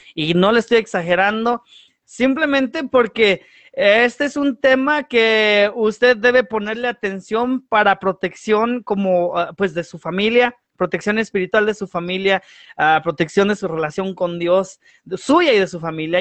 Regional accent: United States; crecí en aquí en Estados Unidos

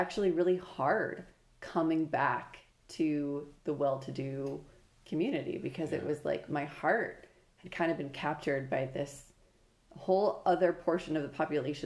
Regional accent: Prior Lake, Minnesota, United States; also born or lived in Steubenville, Ohio; growing up in Prior Lake

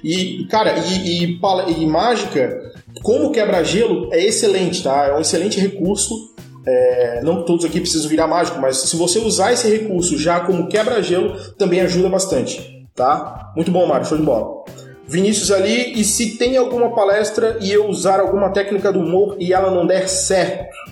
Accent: Florianópolis, Santa Catarina, Brazil; porque eu sou de Florianópolis, quem nasce Florianópolis é florianopolitano ou manezinho da ilha

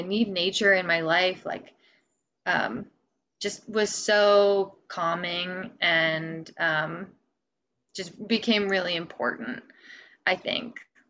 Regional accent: Midwest, United States; now in Vermont, United States; So I moved out to Vermont from the Midwest. And I, you know, I moved around a lot as a kid. So I've kind of experienced like the South and the Northeast

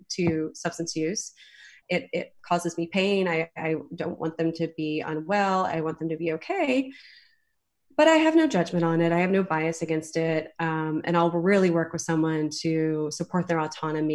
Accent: Southeast, United States; moved away; I grew up in the Southeast

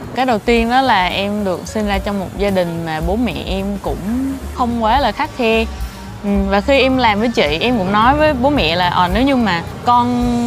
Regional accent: Ninh Hoa, Khanh Hoa, Vietnam; mình lớn lên ở một cái nơi khá là xa ở thị xã Ninh Hòa, tỉnh Khánh Hòa

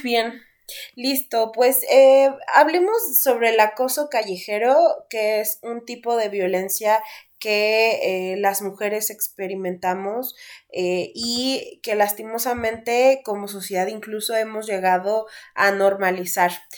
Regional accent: Mexico; aquí en nuestro país, que aparte del machismo, seguimos siendo la sociedad mexicana

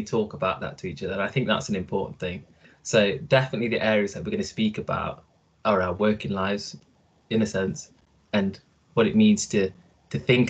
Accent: Nottingham, East Midlands, United Kingdom; also born or lived in Italy / United States; Also raised in Nottingham. Not born in Nottingham, born in Italy

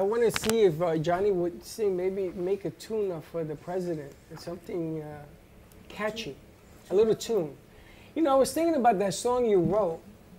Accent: Bronx, New York, United States; Well, you know, I mean, I'm a Latino, I'm from

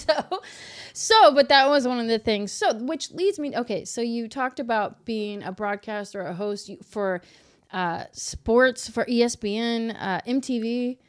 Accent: Louisville, Kentucky, United States; I'm from Louisville, Kentucky

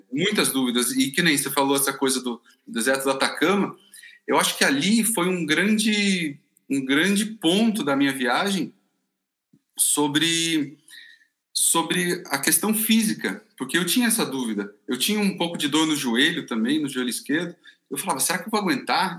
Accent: Brazil; eu falei que era do Brasil

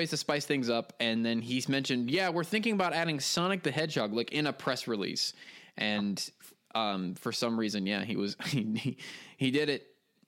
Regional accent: United States; now in France; I'm in France screaming the word banjo over and over again.

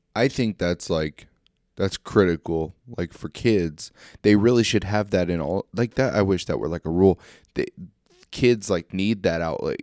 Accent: small town near Fort Leonard Wood, Missouri, United States; I work at um, Fort Leonard Wood, but I live in a town. It's my hometown, but it's there's only 500 people

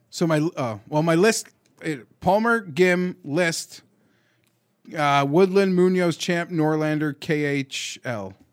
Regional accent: Canada; We're Canadian

